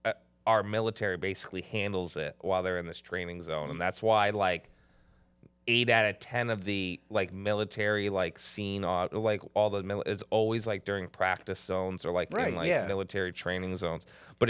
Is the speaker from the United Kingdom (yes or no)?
no; Canada; I mean, I'm Canadian.